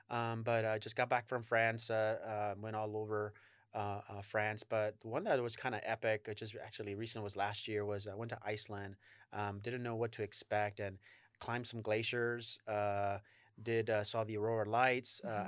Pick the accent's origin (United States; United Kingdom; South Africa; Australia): United States; Texas; I'm originally from Texas